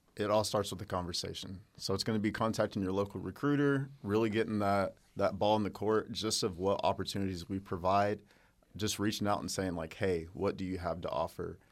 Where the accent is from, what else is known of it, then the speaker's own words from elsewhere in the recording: Hobart, Oklahoma, United States; Oklahoma, uh, born and raised in a small town called Hobart